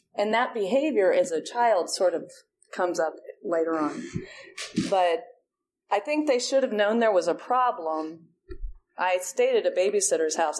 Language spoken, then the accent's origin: English; Ohio, United States; moved away as an adult; also born or lived in Auburn, Alabama, United States; now in Atlanta, United States; I'm from Ohio. So I went to Auburn University, and that was a long way from home.